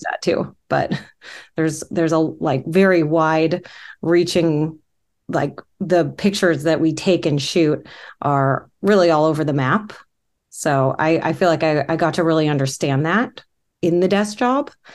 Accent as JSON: {"language": "English", "area": "Orange County", "region": "California", "country": "United States", "tie": "born or raised there", "moved": "yes", "said": "I grew up in Orange County"}